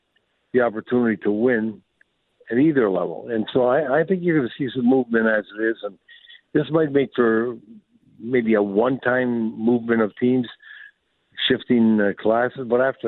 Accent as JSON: {"language": "English", "town": "Sault Ste. Marie", "region": "Ontario", "country": "Canada", "tie": "born or raised there", "said": "like growing up in Sault Ste. Marie, I knew where you make this team and that's it."}